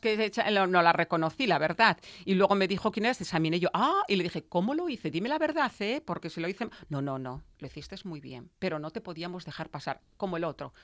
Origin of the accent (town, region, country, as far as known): Veneto, Italy; moved away